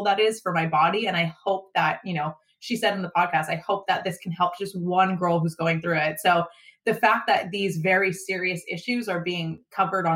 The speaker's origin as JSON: {"language": "English", "area": "just outside of Sacramento", "region": "California", "country": "United States", "tie": "born or raised there", "said": "we record it out of the Max Prep studio in my hometown. It's just outside of Sacramento."}